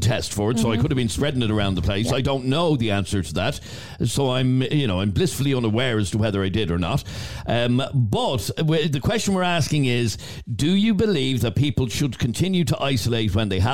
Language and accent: English; Ireland; as we Irish say